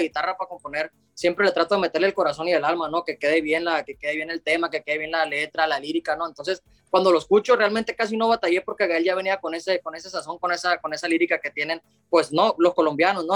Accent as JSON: {"language": "Spanish", "town": "Los Mochis", "region": "Sinaloa", "country": "Mexico", "said": "donde soy yo, y de México, pues, de acá de Los Mochis, Sinaloa"}